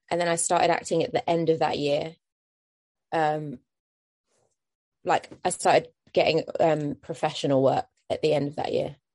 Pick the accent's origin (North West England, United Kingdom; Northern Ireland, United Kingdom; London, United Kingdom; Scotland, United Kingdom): London, United Kingdom; Um, I love being from London, um, and I love the hubbub of London life, and it's easy to get everywhere.